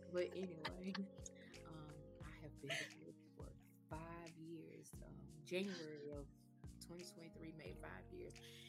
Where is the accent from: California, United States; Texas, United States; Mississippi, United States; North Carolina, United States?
Mississippi, United States; Oxford; now in Tennessee, United States; I'm sure. I am originally from Oxford, Mississippi.